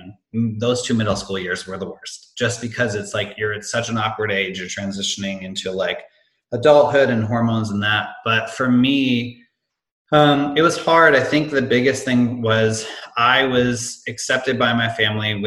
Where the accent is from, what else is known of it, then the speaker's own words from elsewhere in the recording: Amherst, Massachusetts, United States; moved away as an adult; also born or lived in Hanover, New Hampshire / Boston; now in Chicago, United States; I grew up in Western Mass in this town called Amherst